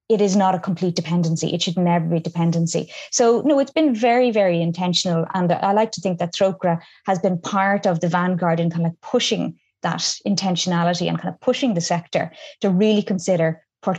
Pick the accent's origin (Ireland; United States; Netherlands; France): Ireland; Ireland is a much more diverse country now than it was when I was growing up